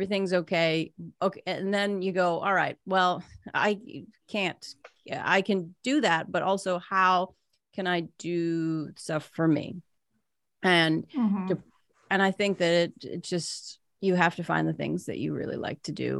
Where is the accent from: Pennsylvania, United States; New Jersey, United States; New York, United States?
Pennsylvania, United States; Pittsburgh